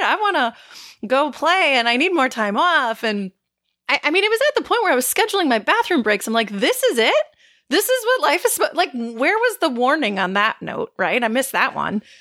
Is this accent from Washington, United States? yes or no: no; Northeast Wisconsin, United States; We are from Northeast Wisconsin